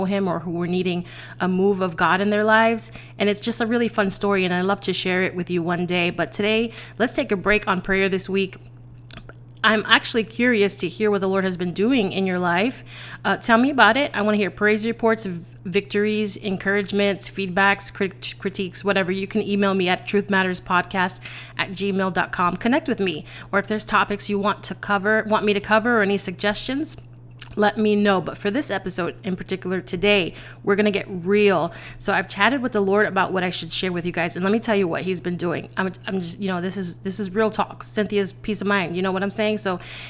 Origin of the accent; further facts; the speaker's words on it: New York City, New York, United States; I'm originally from the Bronx.